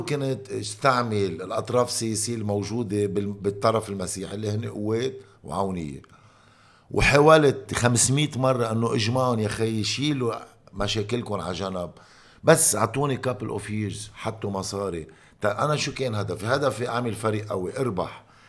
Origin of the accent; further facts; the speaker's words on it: Lebanon; moved away as an adult; also born or lived in Italy / Belgium; now in United States; انا خيي لبناني